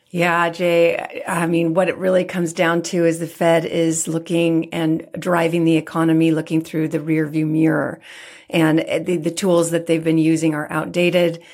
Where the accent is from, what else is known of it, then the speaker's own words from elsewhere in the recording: San Francisco, California, United States; being born and raised in San Francisco